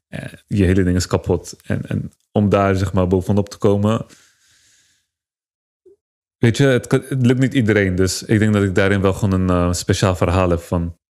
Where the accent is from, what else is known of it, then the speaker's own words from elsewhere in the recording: Turkey; now in Netherlands; Als Turk krijg je sowieso al minder kansen.